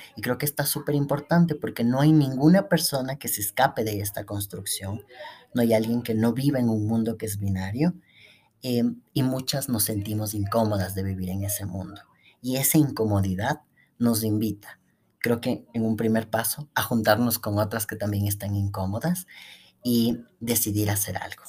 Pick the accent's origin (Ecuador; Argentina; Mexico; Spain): Ecuador; La Universidad Central, donde yo estudié, em, acoge a más de 50.000 estudiantes en el periodo en el que yo estaba. Y lo que vendría a ser en mi país